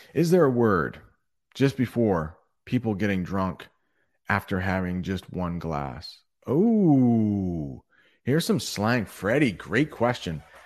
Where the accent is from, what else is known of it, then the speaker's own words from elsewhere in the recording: United States; as an American